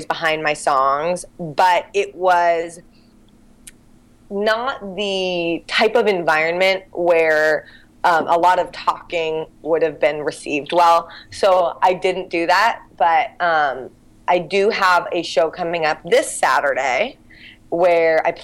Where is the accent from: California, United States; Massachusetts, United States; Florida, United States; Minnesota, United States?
California, United States; Santa Barbara; now in San Francisco, United States; I grew up in Santa Barbara